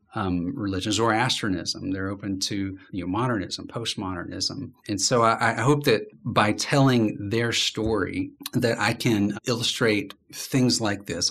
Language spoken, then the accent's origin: English; Birmingham, Alabama, United States; I'm from Birmingham